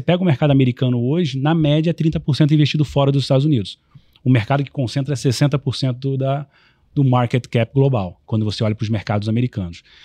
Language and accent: Portuguese; Rio de Janeiro, Brazil; como carioca